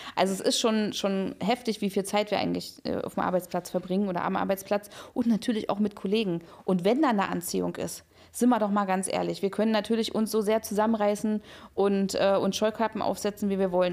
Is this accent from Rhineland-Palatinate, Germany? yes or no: no; Berlin, Germany; ich bin ja also in Berlin aufgewachsen